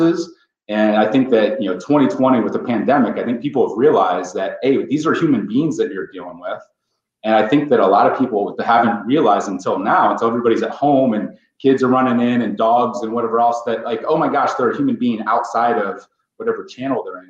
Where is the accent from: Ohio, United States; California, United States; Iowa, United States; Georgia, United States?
Ohio, United States; So I grew up in Ohio. I'm a farm boy, goat milk and farm kid from Ohio